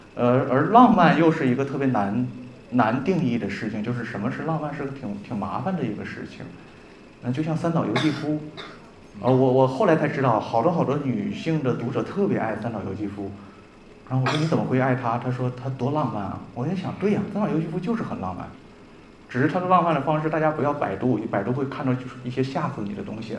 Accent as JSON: {"language": "Chinese", "region": "Northeast China", "country": "China", "said": "我们东北人"}